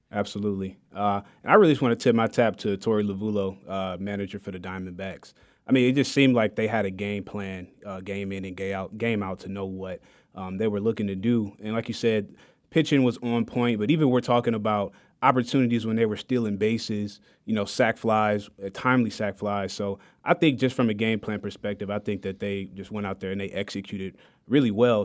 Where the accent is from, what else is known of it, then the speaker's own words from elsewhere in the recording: Detroit, Michigan, United States; now in Wichita, United States; I'm born and raised in Detroit, Michigan